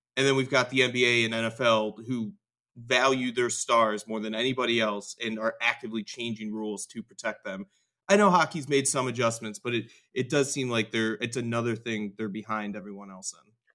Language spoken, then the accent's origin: English; just outside of Detroit, Michigan, United States; I grew up just outside of Detroit for most of my life